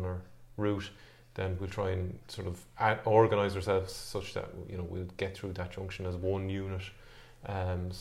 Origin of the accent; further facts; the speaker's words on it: Galway, Connacht, Ireland; I am from Galway, living in Galway, in Knocknacarra